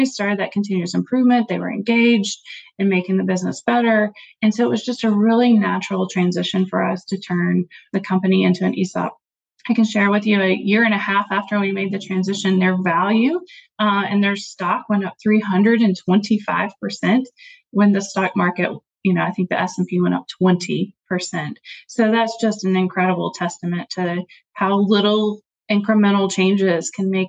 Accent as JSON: {"language": "English", "region": "Tennessee", "country": "United States", "tie": "born or raised there", "moved": "as an adult", "said": "My family and I just recently moved back to my home state of Tennessee"}